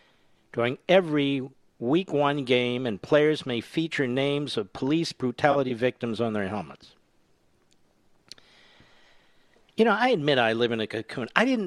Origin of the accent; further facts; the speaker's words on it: Philadelphia, Pennsylvania, United States; when I was a kid growing up on the East Coast in Philadelphia